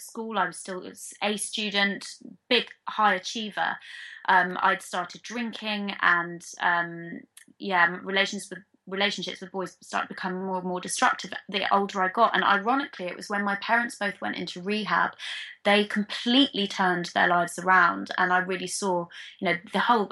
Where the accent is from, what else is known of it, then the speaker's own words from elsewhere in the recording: London, United Kingdom; I was born and bred in London